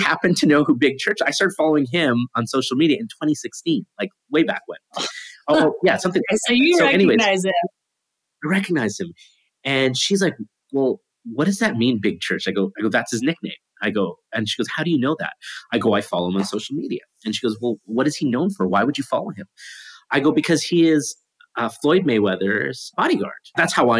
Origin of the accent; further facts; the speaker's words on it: Canada; I'm from Canada.